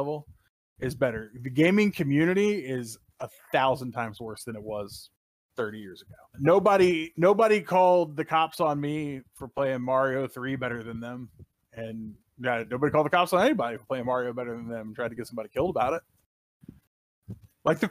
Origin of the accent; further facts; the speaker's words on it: Kentucky, United States; I was raised in Kentucky